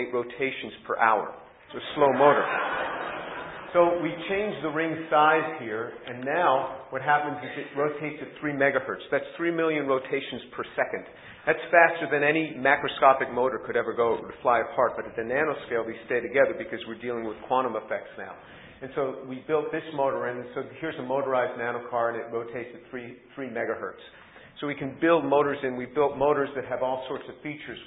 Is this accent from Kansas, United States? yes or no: no; New York City, New York, United States; I was born a Jew in New York City